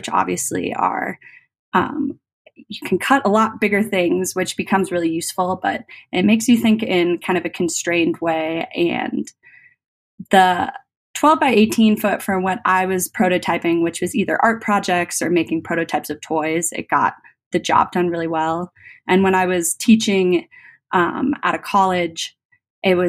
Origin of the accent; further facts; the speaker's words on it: Colorado, United States; I'm from Colorado, and Epilogue's out of Golden